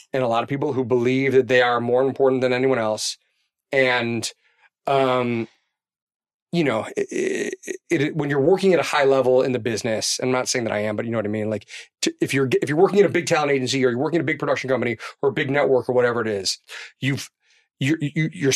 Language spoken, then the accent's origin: English; Chicago, Illinois, United States; I'm from Chicago